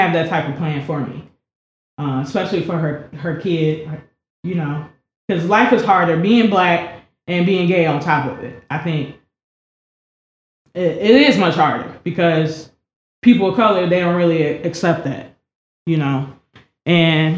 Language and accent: English; United States; I'm from the Lake County area.